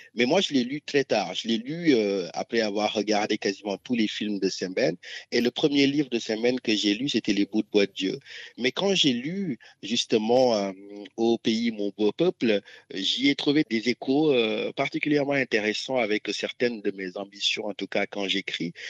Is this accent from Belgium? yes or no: no; Ziguinchor, Senegal; on partage en commun la région de Ziguinchor